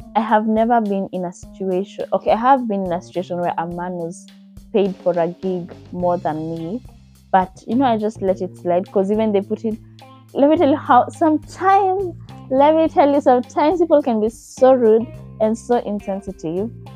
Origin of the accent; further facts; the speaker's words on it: Kenya; I'm from Kenya